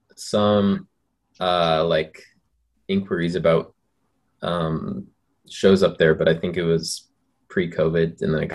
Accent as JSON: {"language": "English", "region": "New Hampshire", "country": "United States", "moved": "yes", "lives_now": "Utah, United States", "said": "We're from New Hampshire originally."}